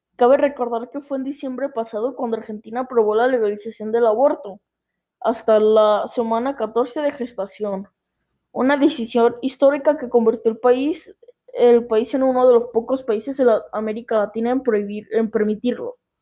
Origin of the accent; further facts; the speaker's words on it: Mexico; en mi país México